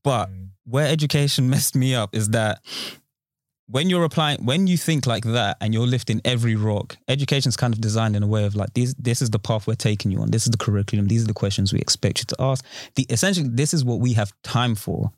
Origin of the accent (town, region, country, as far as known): Romford, London, United Kingdom; born or raised there; also born or lived in Peckham, South London